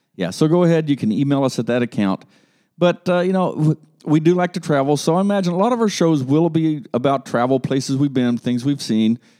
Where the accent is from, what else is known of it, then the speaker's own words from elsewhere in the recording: Columbus, Ohio, United States; now in Dayton, United States; up in Columbus, Ohio, and growing up in Columbus, Dayton was just that dirty little town over to the west